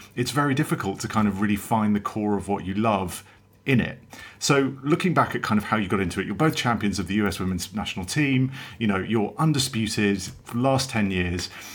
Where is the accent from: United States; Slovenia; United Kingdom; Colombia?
United Kingdom; England; obviously being English, I call it football